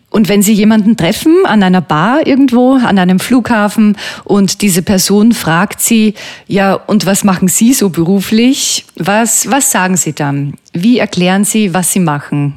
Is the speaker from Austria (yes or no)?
yes; Böheimkirchen, Lower Austria, Austria; mein Heimatort Böheimkirchen.